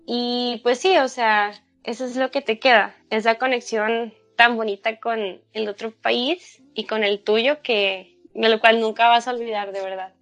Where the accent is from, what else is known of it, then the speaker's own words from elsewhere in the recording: Sonora, Mexico; es México, es mi país, eh, es la tierra donde yo nací